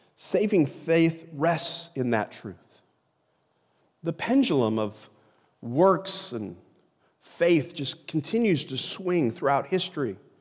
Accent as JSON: {"language": "English", "country": "United States", "said": "we as Americans"}